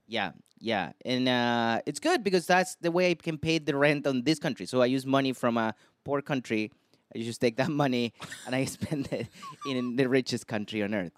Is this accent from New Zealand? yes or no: no; Chile; in my country, I'm from Chile